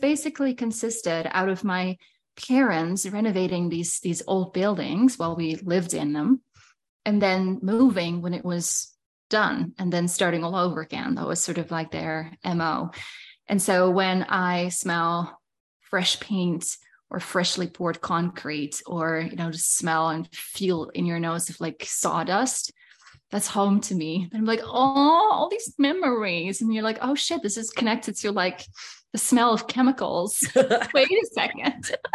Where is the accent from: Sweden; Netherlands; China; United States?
Netherlands; now in Saskatchewan, Canada; I am from Holland originally. That was where I was born and raised